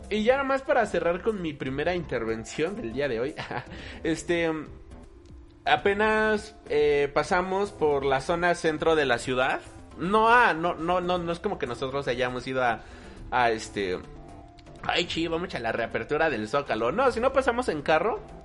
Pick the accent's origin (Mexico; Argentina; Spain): Mexico; aquí en la Ciudad de México, nosotros somos de México